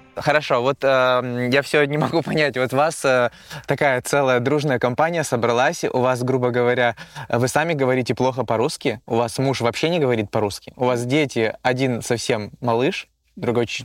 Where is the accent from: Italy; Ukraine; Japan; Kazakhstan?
Kazakhstan; now in Russia; я вообще родился и вырос в Казахстане